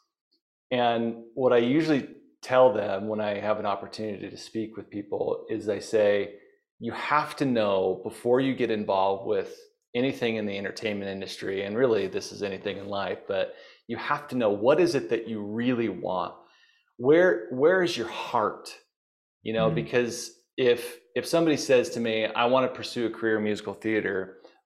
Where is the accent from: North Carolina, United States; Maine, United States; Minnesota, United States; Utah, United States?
Utah, United States; Bountiful; I grew up in Bountiful, Utah